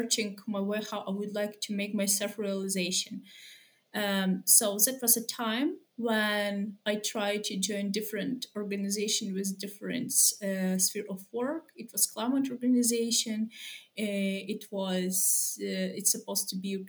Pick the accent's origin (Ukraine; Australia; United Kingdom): Ukraine; Lviv, Lviv Oblast; I'm from Lviv.